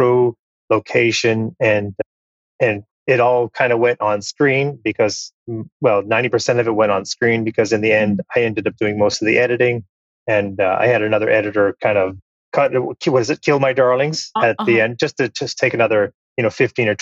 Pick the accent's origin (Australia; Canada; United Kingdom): Canada; I'm Canadian. Canada is my home and native land.